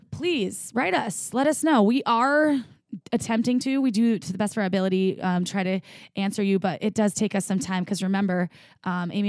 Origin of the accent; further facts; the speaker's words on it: Bristol, South West England, United Kingdom; So I'm from Bristol in UK.